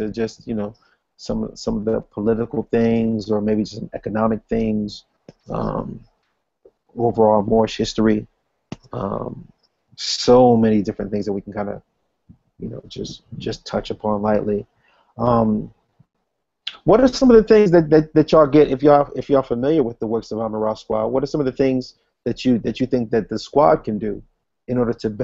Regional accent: Syracuse, New York, United States; In Syracuse, New York, my hometown

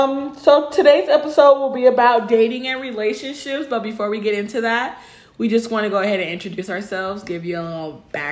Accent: Los Angeles, California, United States; now in Texas, United States; I'm originally from Los Angeles, California. I moved here for school, but it really didn't work out.

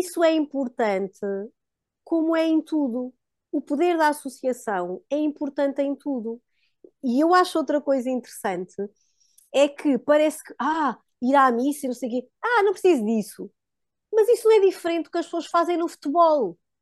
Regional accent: Diocese of Guarda, Centro, Portugal; moved away as an adult; also born or lived in Coimbra; nós somos da Diocese da Guarda. Na altura já vivíamos em Coimbra, mas tínhamos ainda alguma ação na nossa, que foi sempre a nossa diocese de berço

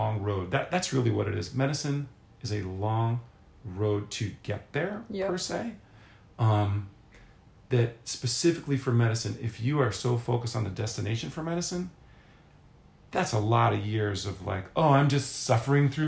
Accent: Philadelphia, Pennsylvania, United States; moved away as an adult; also born or lived in Manhattan / Charlottesville; Philadelphia, Pennsylvania, where I'd spent my entire life

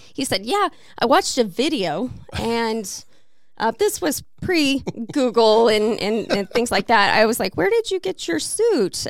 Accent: Missouri, United States; now in Peoria, United States; I am from Missouri

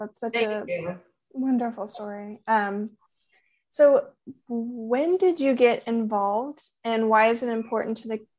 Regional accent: Comfort, Texas, United States; I grew up in Kendall County, I grew up in Comfort. So I've lived here my whole life. So, basically my whole life.

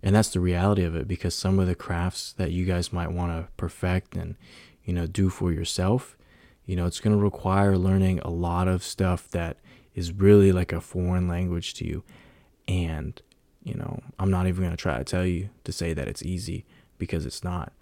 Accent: San Francisco Bay Area, California, United States; I'm from the Bay Area

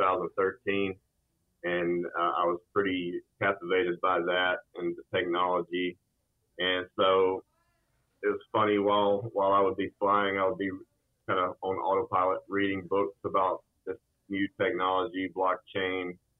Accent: North Georgia, United States; moved away as an adult; also born or lived in Auburn, Alabama; So I grew up in a small blue-collar town in North Georgia

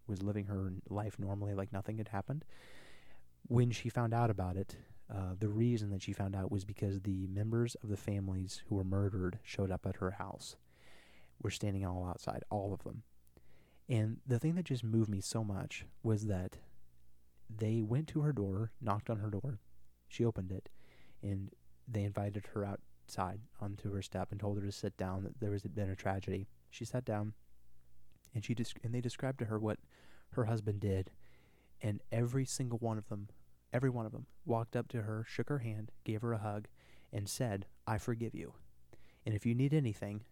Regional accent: Missouri, United States; when I was born in Missouri. Good old downtown Missouri.

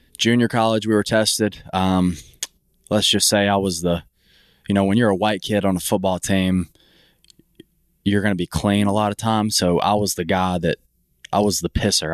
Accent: Mississippi, United States; I'm from Mississippi.

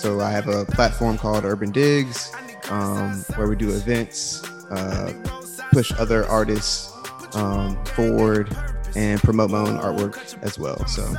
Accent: Portsmouth, Virginia, United States; also born or lived in Greensboro, North Carolina; I was born and raised here in Portsmouth, Virginia. Went to Western Branch High School, graduated from there in 2008.

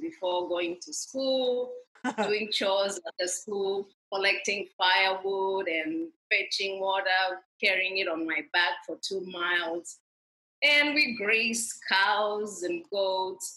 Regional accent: Kenya; moved away as an adult; I grew up in rural Kenya

